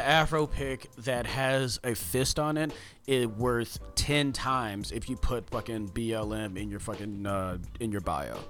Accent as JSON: {"language": "English", "town": "Houston", "region": "Texas", "country": "United States", "said": "because I am from Houston."}